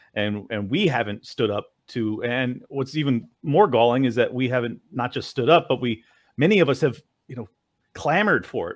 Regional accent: California, United States; moved away as an adult; flee my, my home state, which I love so much in California

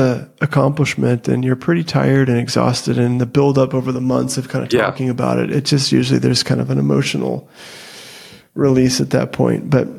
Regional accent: Oklahoma, United States; we're from Oklahoma.

